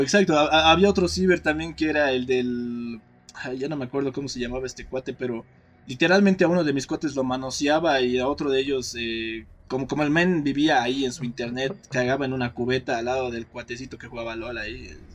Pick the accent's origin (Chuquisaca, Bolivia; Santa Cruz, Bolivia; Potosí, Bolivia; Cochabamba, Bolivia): Potosí, Bolivia; Torotoro; now in La Paz, Bolivia; cuando he vuelto a mi pueblo, Toro Toro